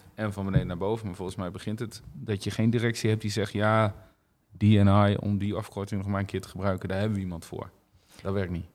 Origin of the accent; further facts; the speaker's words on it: Netherlands; wij als Nederlanders zijn dat als volk wel redelijk